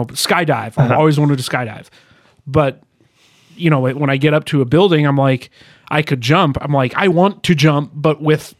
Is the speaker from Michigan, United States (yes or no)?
yes; Detroit, Michigan, United States; now in Kansas City, United States; I grew up in Detroit.